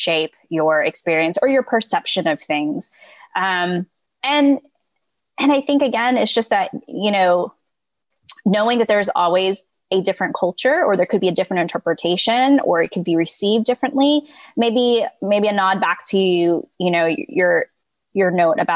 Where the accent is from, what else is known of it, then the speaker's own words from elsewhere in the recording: California, United States; moved away; also born or lived in Texas; I grew up in California before moving to Texas.